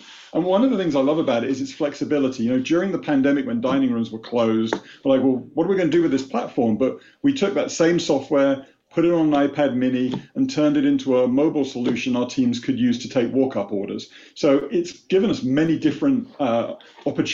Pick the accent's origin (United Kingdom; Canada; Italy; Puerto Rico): United Kingdom; moved away as an adult; now in United States; you wouldn't know it from my Boston accent, but I was born and raised in the UK